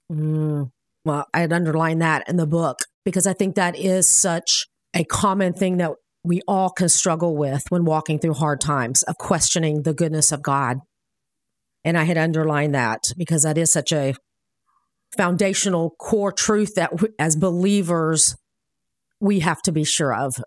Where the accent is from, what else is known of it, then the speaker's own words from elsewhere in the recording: Miami, Florida, United States; I was born in Miami